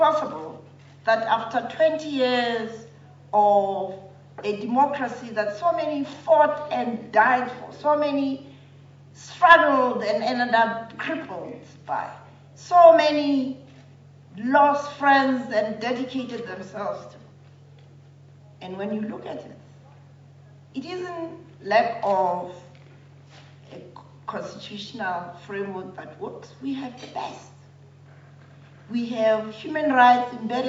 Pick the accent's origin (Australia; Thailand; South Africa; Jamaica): South Africa; as a South African